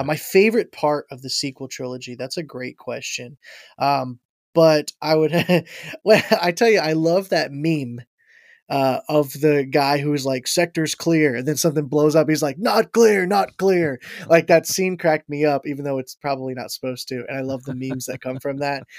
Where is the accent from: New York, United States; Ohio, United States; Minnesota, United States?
Ohio, United States; Ashville; also born or lived in Florida / Michigan; now in Logan, United States; I'm from Asheville, Ohio is where I had grown up, uh, for the most part. I grew up in Florida a little bit and then in, uh, Asheville, Ohio